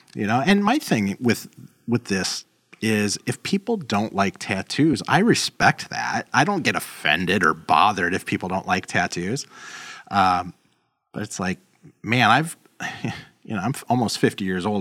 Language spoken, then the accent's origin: English; Los Angeles, California, United States; moved away as an adult; now in Chicago, United States; I grew up in South Central L